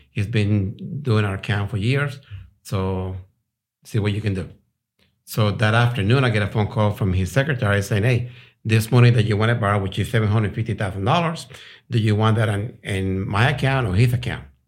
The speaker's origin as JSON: {"language": "English", "country": "Colombia", "also_born_or_lived": "Rhode Island, United States / Houston, Texas, United States", "moved": "as an adult", "lives_now": "Texas, United States", "said": "I'm from South America, Colombia. Uh, I came over here when I was eighteen."}